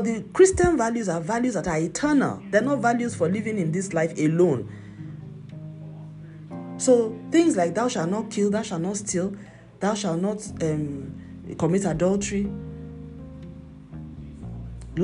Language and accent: English; Nigeria; moved away; my home country, Nigeria